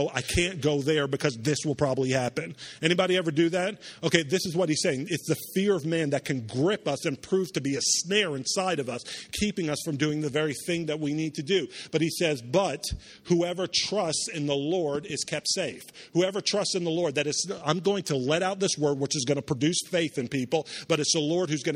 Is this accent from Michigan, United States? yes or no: no; Charleston, South Carolina, United States; also born or lived in New York; After I moved down from New York, we grew up in a city called Charleston, South Carolina